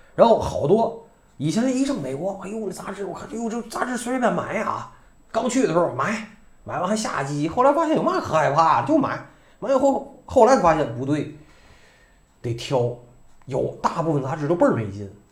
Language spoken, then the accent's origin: Chinese; China; moved away; also born or lived in Vancouver, Canada; 我们大陆人